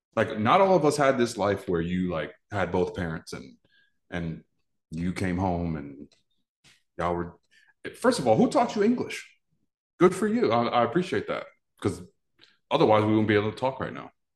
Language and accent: English; New York, United States; I'm from New York